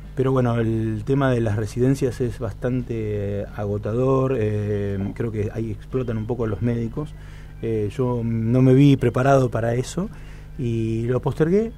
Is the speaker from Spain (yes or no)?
no; San José de la Esquina, Santa Fe, Argentina; soy un pueblo San José de la Esquina, 8.000 habitantes vida de pueblo